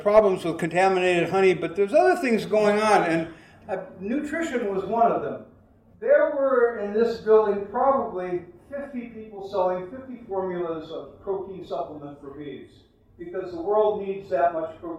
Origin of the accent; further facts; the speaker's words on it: United States; I was from America.